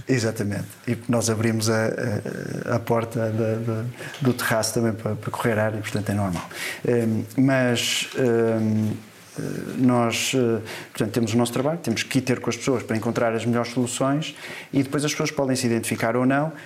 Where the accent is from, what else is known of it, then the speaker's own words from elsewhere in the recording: Porto, Norte, Portugal; sou do Porto